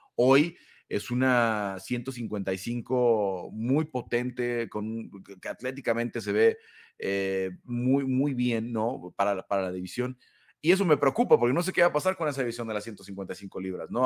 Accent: Mexico; obviamente mexicano

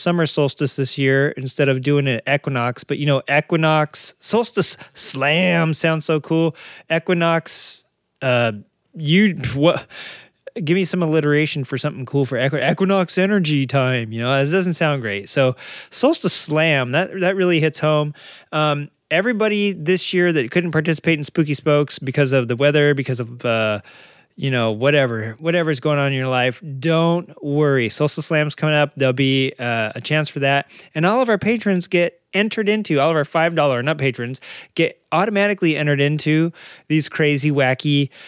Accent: San Diego area, California, United States; born or raised there; also born or lived in Arkansas; now in California, United States

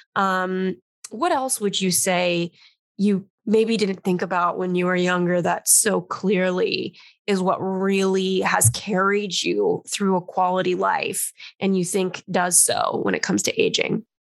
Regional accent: Los Angeles, California, United States; born or raised there; now in New York, United States

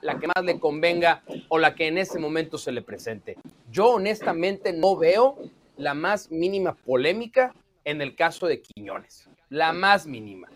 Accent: Mexico; moved away as an adult; now in United States; Yo soy mexicano, crecí en México, pero tengo ocho años viviendo en Estados Unidos

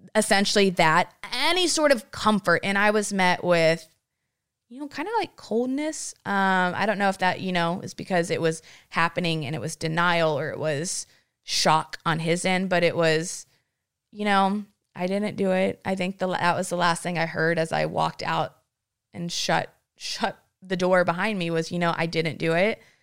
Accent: Granbury, Texas, United States

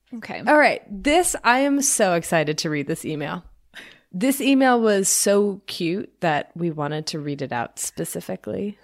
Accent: Kentucky, United States; also born or lived in Florida; I moved from Florida to Kentucky

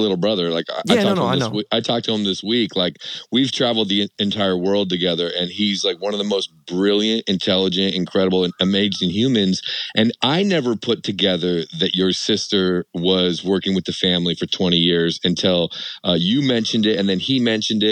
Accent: Seattle, Washington, United States; moved away; also born or lived in Las Vegas; I'm from Seattle

